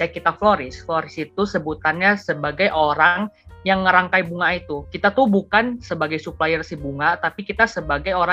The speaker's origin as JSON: {"language": "Indonesian", "town": "Pontianak", "region": "West Kalimantan", "country": "Indonesia", "also_born_or_lived": "Tangerang", "said": "sejak COVID balik lagi ke Pontianak. Jadi ya memang uh, asal aku tuh dari Pontianak."}